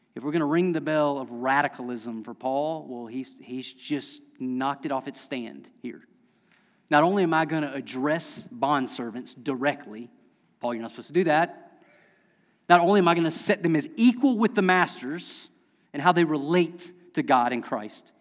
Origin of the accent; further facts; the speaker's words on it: Lexington County, South Carolina, United States; moved away; I'm from Lexington County, South Carolina, I mispronounce everything